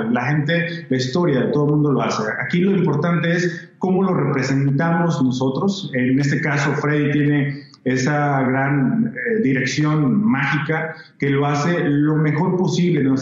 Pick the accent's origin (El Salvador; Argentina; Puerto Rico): El Salvador; Ah, yo soy salvadoreño.